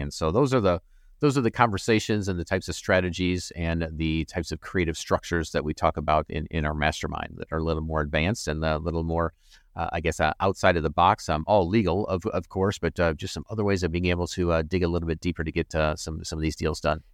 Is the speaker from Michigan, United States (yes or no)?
yes; Flint, Michigan, United States; moved away; Flint, Michigan, that was my hometown, sorry, originally from